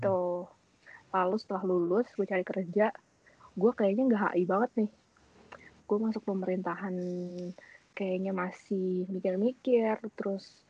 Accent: Bandung, West Java, Indonesia; Saya asal dari Bandung.

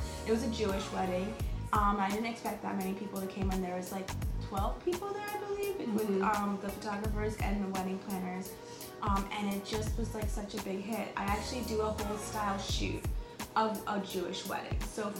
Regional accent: India; which I love because of course I'm Indian.

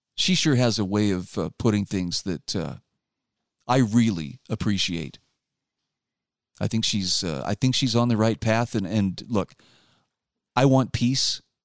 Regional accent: Utah, United States; my home state of Utah

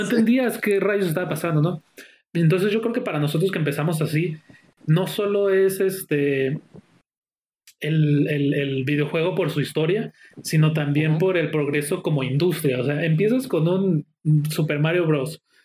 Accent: Mexico; Yo como mexicano

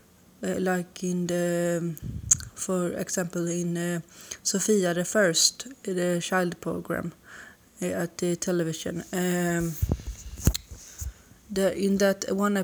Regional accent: Sweden; English is a second language; I'm from Sweden

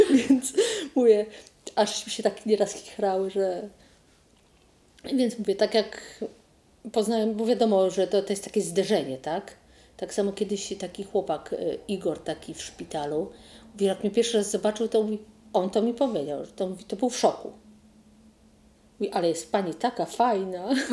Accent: Zielona Góra, Lubusz Voivodeship, Poland; czy pani jest z Zielonej Góry? Ja mówię, że tak.

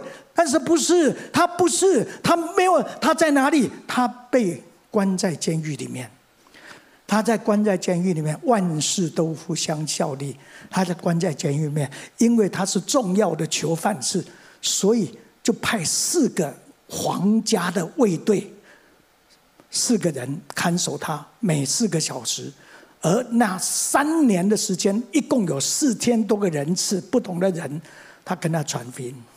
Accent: Mingjian, Nantou County, Taiwan; 我生在民国三十年，一九四一年，第二次世界大战爆发那一年。 我生在台湾的乡下，在南投的民间乡的赤水村

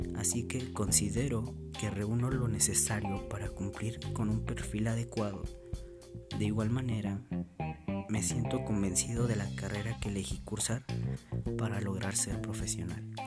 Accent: Atlacomulco, State of Mexico, Mexico; Nací en Atlacomulco, Estado de México, donde actualmente vivo

